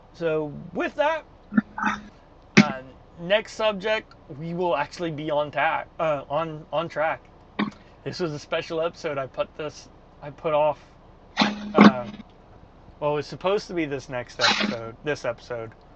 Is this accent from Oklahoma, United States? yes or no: yes; Tulsa, Oklahoma, United States; American Airlines has a huge maintenance base in Tulsa, where I'm from